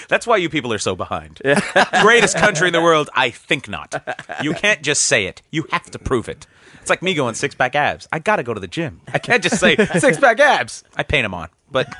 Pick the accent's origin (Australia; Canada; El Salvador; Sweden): Canada; you wouldn't have known I was Canadian.